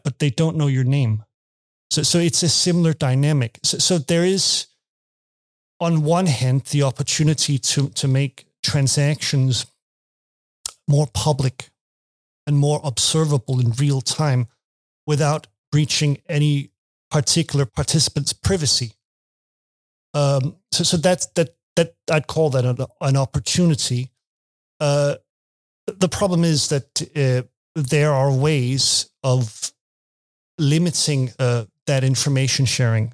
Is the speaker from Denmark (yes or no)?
yes; Denmark; English is a second language; I'm from Denmark.